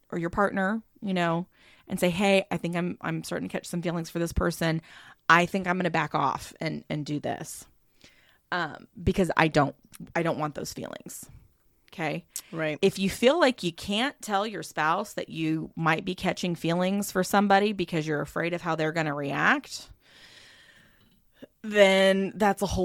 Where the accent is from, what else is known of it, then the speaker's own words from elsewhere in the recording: the South, United States; accent: southern; it's a DM I got in my southern accent twang.